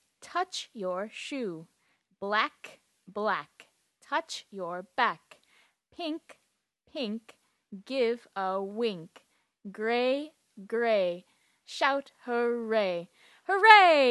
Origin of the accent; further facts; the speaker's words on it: Duluth, Minnesota, United States; I'm American and I come from Duluth, Minnesota in the United States.